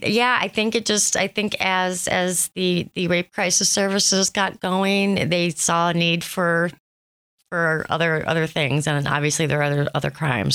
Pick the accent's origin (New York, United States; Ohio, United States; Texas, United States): Ohio, United States; Thompson; now in Erie, United States; I am a transplant. I am originally from Thompson, Ohio